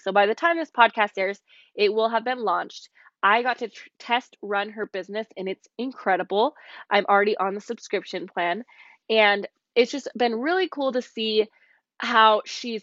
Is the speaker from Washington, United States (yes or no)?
yes; Olympia, Washington, United States; moved away as an adult; now in Utah, United States; We are from Olympia, Washington. We grew up in the Pacific Northwest